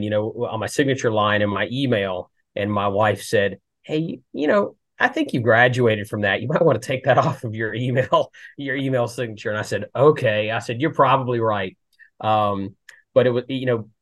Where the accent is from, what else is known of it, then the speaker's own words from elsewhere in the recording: San Antonio, Texas, United States; moved away as an adult; now in Lynchburg, United States; I grew up in Texas. San Antonio is where I was born and raised